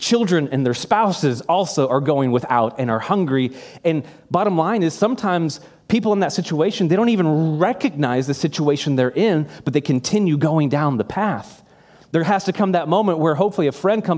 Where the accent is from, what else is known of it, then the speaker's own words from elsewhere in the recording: United States; as an American